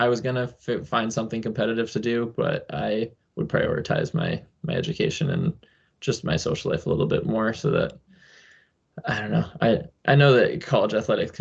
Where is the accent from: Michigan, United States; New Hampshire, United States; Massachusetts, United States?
New Hampshire, United States; I grew up in New Hampshire and still live there